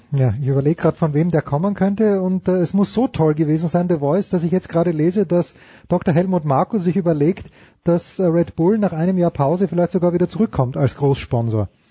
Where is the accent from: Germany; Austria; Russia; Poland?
Austria; ich bin Österreicher